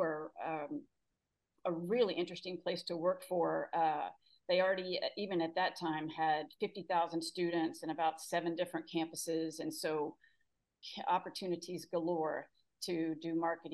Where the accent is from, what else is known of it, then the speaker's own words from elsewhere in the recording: Houston, Texas, United States; also born or lived in Austin, Texas; growing up in Houston, I was fortunate to go to a really great school